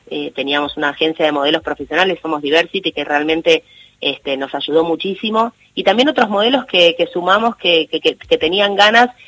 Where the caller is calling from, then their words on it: Castelar, Buenos Aires Province, Argentina; Soy … de, de Castelar